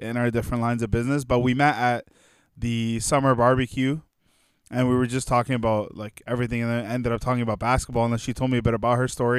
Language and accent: English; Egypt; now in Canada; So I'm originally from Egypt, which is right across the Mediterranean from Greece.